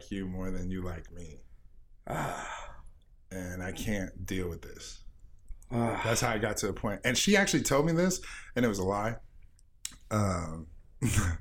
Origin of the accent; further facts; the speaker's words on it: Florida, United States; moved away as an adult; I'm from Florida